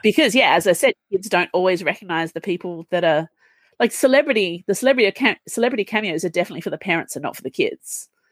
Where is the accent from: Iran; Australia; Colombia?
Australia; as an Australian